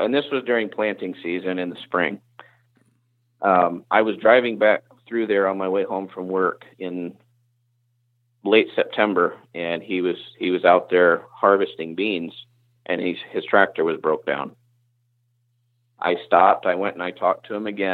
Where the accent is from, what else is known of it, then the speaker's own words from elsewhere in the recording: North Carolina, United States; moved away as an adult; also born or lived in Indiana; now in Iowa, United States; the South where I grew up